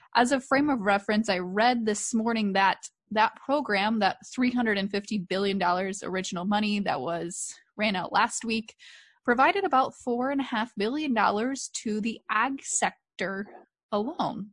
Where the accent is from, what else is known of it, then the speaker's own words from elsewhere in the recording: Columbus Junction, Iowa, United States; the Tyson facility in my hometown, Columbus Junction